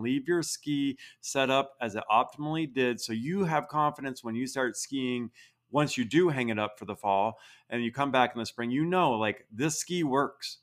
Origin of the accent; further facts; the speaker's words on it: Vermont, United States; now in Utah, United States; I grew up in Vermont.